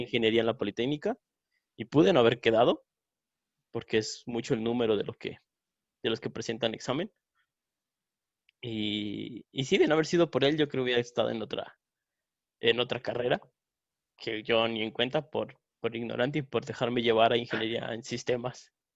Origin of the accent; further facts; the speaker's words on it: San Luis Potosí, Mexico; nosotros somos de San Luis Potosí, capital, y aquí el bofos se usa mucho